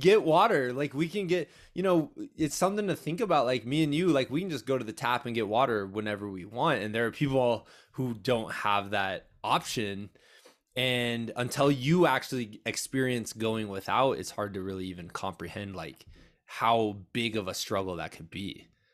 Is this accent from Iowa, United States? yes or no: yes; eastern Iowa, United States; my hometown in, uh, kinda eastern Iowa area